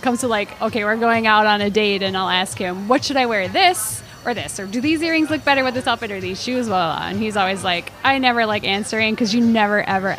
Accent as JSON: {"language": "English", "town": "Minneapolis", "region": "Minnesota", "country": "United States", "tie": "born or raised there", "said": "It wasn't at all like it is now when I was growing up here."}